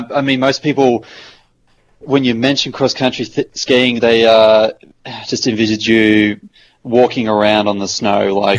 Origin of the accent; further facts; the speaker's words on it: Snowy Mountains region, New South Wales, Australia; I grew up in the Snow Mountains region